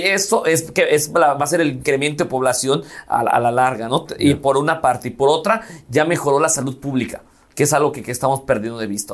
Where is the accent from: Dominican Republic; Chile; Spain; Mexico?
Mexico; Mérida, Yucatán